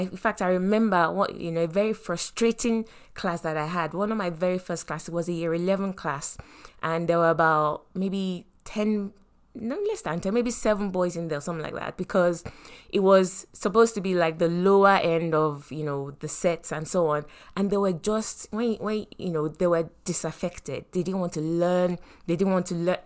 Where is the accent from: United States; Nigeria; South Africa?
Nigeria; moved away; we were raised growing up in Nigeria